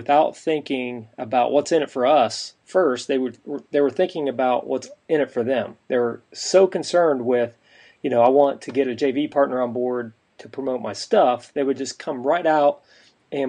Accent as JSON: {"language": "English", "region": "Midwest", "country": "United States", "tie": "born or raised there", "said": "I was brought up in the Midwest."}